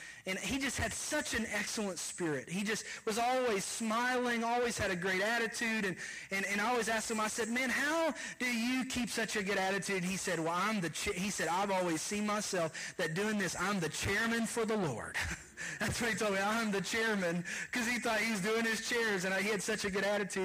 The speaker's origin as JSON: {"language": "English", "region": "Kentucky", "country": "United States", "tie": "born or raised there", "moved": "yes", "said": "I am from Kentucky"}